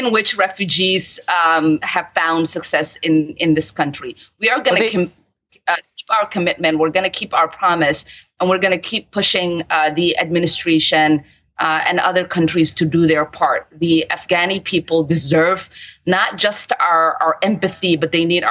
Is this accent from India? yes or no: no; Somalia; now in United States; I'm from Somalia